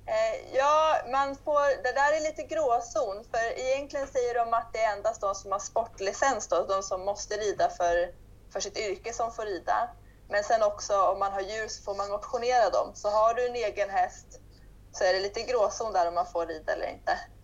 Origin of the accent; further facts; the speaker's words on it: Sweden; moved away as an adult; now in Portugal; jag stod och undervisade i ridhuset hemma i Sverige